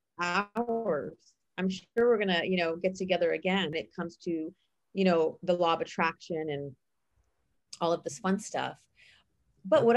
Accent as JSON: {"language": "English", "town": "San Mateo", "region": "California", "country": "United States", "tie": "born or raised there", "said": "I grew up in San Mateo"}